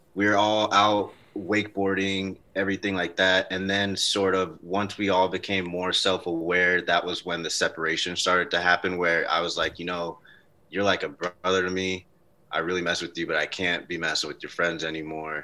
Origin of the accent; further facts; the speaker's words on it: North Carolina, United States; me coming out of North Carolina. I spent a lot of time outside